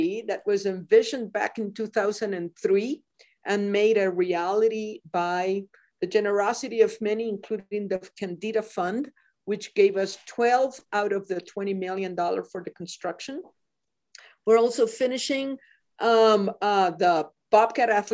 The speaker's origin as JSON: {"language": "English", "town": "Mayagüez", "country": "Puerto Rico", "tie": "born or raised there", "moved": "yes", "lives_now": "Montana, United States", "said": "I was born and raised in Puerto Rico."}